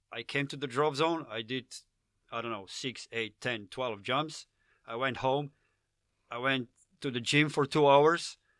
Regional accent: Slovenia; accent: Slavic; English is a second language; I'm from Slovenia

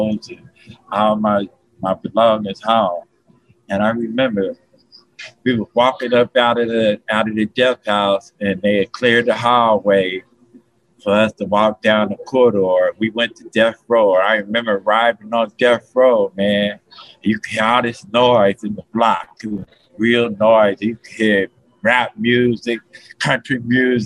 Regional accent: Cincinnati, Ohio, United States; now in Florida, United States; I was born and raised in Cincinnati, Ohio

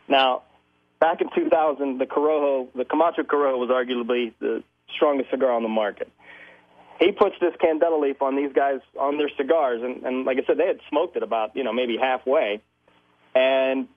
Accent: Pittsburgh, Pennsylvania, United States; Born and raised in Pittsburgh

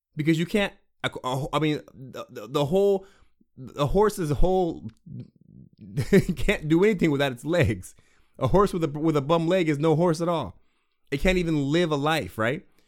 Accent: Washington, United States; I'm from Washington State

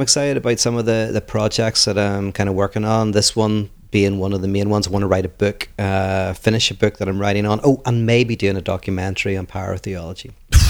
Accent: Ireland; now in Los Angeles, United States; one is when I moved from Ireland to LA, in Ireland, we don't really notice ourselves. Like, you don't know how crazy you look.

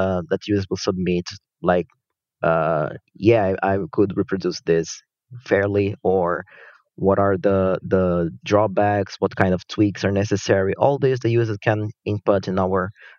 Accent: Brazil; moved away as an adult; now in Kyoto, Japan; I'm originally from Brazil, but I live in Japan now. Actually, I've been in Japan since I started my undergrad studies

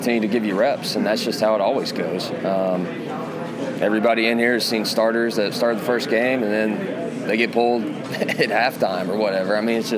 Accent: Muleshoe, Texas, United States; moved away; I grew up in Muleshoe, Texas. There's no water

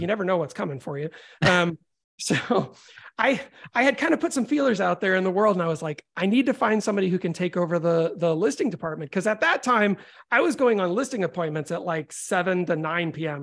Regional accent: Florida, United States; also born or lived in Chicago; I was born in Chicago, but I moved to Florida when I was young, and I grew up in a music household.

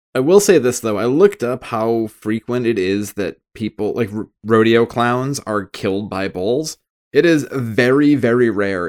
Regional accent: United States; I am American

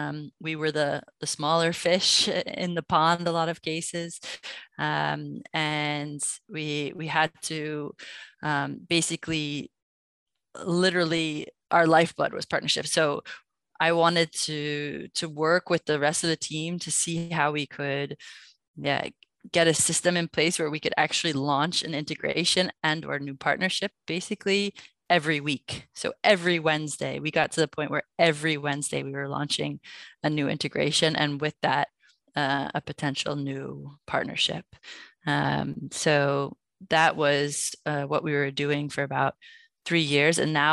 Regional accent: New York City, New York, United States; born there; Yeah, I was born in New York City, and I worked for a Belgian company for about 3 years

